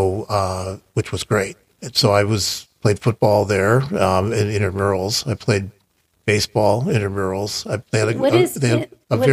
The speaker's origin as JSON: {"language": "English", "town": "Chicago", "region": "Illinois", "country": "United States", "tie": "born or raised there", "moved": "as an adult", "said": "I grew up in Chicago"}